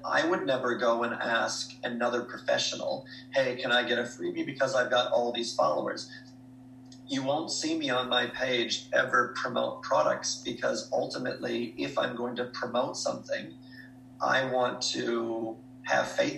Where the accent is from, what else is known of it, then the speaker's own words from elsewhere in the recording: Jeffers, Minnesota, United States; moved away as an adult; also born or lived in Duluth, Minnesota; now in Australia; I was born and raised in Jeffers, Minnesota. My parents are still there